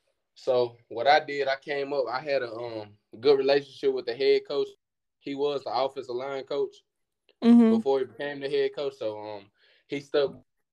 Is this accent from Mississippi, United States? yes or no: yes; Louisville, Mississippi, United States; also born or lived in Pearl, Mississippi; now in Memphis, United States; I'm from Lewisville, Mississippi, but I moved to Pearl, Mississippi around 8th grade.